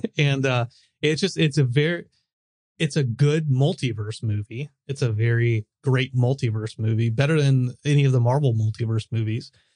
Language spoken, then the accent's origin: English; United States; I'm American